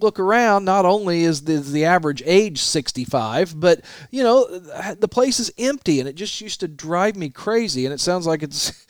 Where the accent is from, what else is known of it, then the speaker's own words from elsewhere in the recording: Southern Illinois, United States; moved away; also born or lived in Evansville, Indiana; I grew up in Southern Illinois